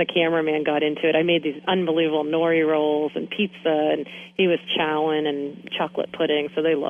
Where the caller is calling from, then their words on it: Kittery, Maine, United States; I'm calling in from Kittery, Maine.